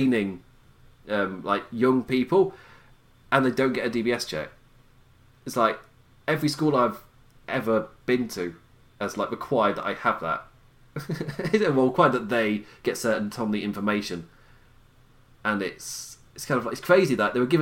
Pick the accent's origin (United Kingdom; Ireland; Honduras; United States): United Kingdom; England; I'm English